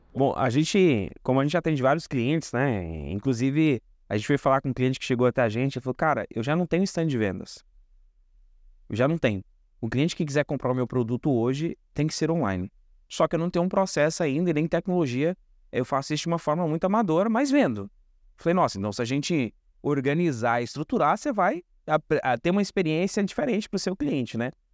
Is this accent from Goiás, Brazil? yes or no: yes; Goiás, Brazil; moved away; da minha terra lá, né, de, de, de Goiás